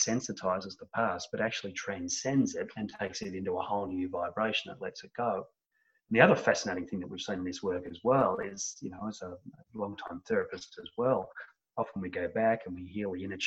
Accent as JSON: {"language": "English", "country": "Australia", "accent": "Australian", "said": "from my accent, most of my people are in Australia"}